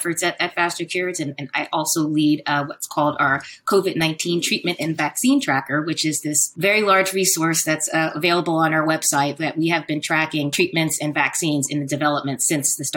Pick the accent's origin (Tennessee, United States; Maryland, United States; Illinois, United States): Maryland, United States; Silver Spring; also born or lived in Washington, District of Columbia, United States; I was born in Washington, DC. I grew up in Silver Spring, which is a suburb of the DC area. So I'm a Washingtonian